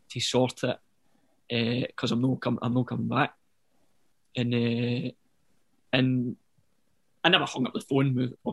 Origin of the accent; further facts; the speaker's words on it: Yoker, Scotland, United Kingdom; now in Bearsden, United Kingdom; I grew up in Yoker.